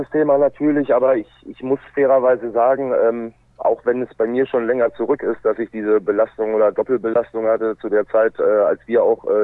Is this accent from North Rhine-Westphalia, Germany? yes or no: yes; Lübbecke, North Rhine-Westphalia, Germany; born there; also born or lived in Minden / Bremerhaven; ich bin tatsächlich in Lübbecke äh, zur Welt gekommen, habe dort die ersten vier Lebensjahre dann im Raum Minden gewohnt